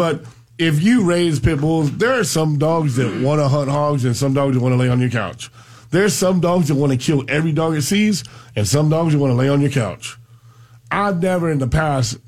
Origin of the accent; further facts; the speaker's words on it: Pahokee, Florida, United States; growing up in Pahokee